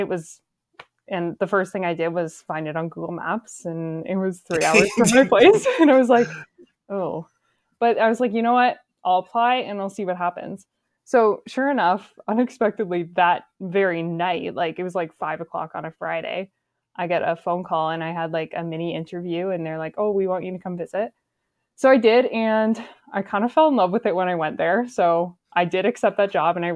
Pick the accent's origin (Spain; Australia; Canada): Canada; Grey County, Ontario; So I'm from Gray County. So I was like looking at job postings just in my hometown